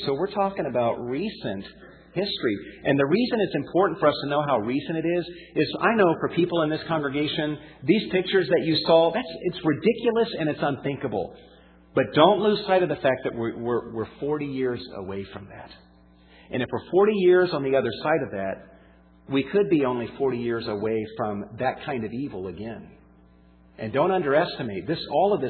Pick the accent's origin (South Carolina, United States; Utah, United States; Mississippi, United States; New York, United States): South Carolina, United States; also born or lived in Georgia / Florida; now in California, United States; And as I grew up in the Southeast, in South Carolina, in Georgia, in Florida, I witnessed a lot of racism. In fact, it was not until we moved out to California back in 1988.